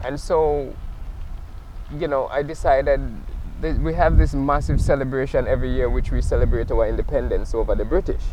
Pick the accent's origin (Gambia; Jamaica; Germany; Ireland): Jamaica; now in Nova Scotia, Canada; sometimes I'm creating from Jamaica